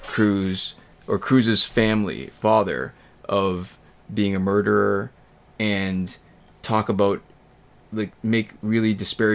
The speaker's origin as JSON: {"language": "English", "country": "Canada", "said": "And even as a Canadian, where I don't really have the same kind of direct personal stake in it, it's really kind of compelling"}